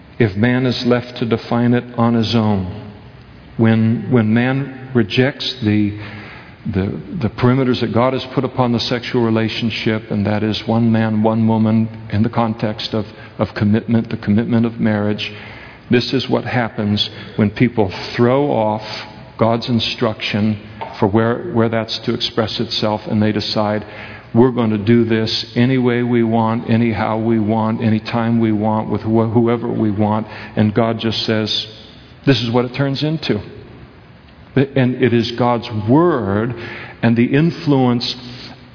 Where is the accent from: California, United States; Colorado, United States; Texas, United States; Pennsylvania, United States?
California, United States; Napa; where I was raised in Napa, California